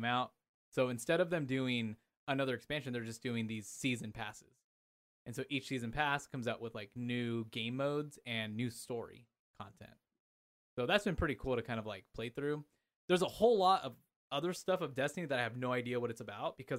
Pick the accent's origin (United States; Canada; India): United States; Anaheim, California; moved away as an adult; now in Idaho, United States; I grew up in Southern California. I grew up in Anaheim